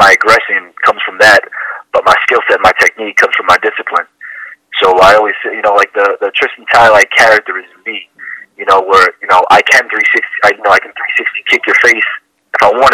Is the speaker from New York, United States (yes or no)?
yes; New York, United States; I'm from New York